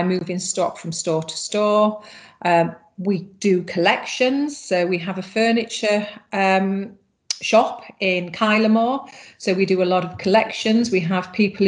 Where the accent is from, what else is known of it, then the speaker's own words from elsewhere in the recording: England, United Kingdom; moved away as an adult; now in Ireland; I'm obviously originally from England, and then I met my husband, who is Irish, and I came over to Ireland 18 years ago